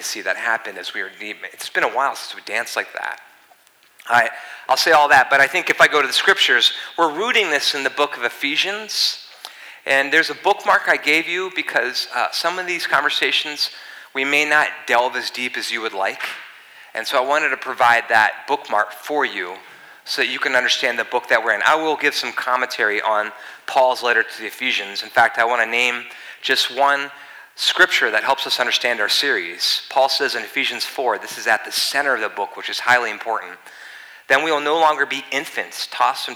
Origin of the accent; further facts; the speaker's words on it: East Coast, United States; moved away; I'm from the East Coast